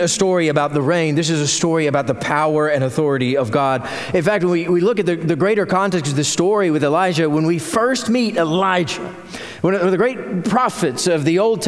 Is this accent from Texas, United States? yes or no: yes; Carrizo Springs, Texas, United States; I grew up in Carrizo Springs, Texas, where it rained very little